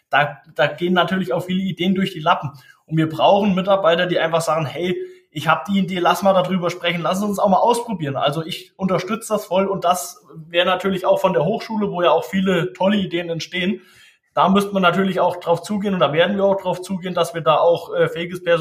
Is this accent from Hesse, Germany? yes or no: yes; Tann, Hesse, Germany; ich bin natürlich aus der Rhön, ich komme aus der Rhön, ich bin äh, hier aufgewachsen in der Nähe von Tann.